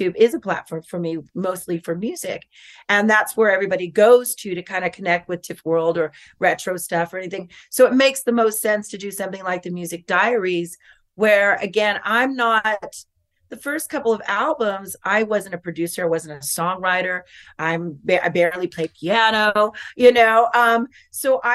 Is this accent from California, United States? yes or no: yes; Norwalk, California, United States; I was born in Norwalk